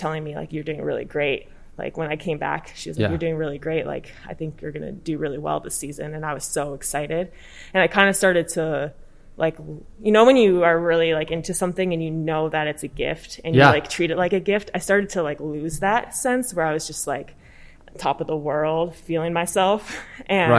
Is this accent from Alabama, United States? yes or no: no; Chicago, Illinois, United States; moved away as an adult; I'm originally from Chicago. I came out here for undergrad to play water polo.